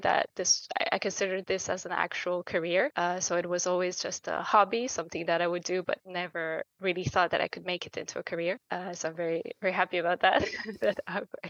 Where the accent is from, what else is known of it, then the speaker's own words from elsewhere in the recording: Bucharest, Romania; moved away as an adult; now in Luxembourg; I grew up in Bucharest. So I'm a kind of a city kid.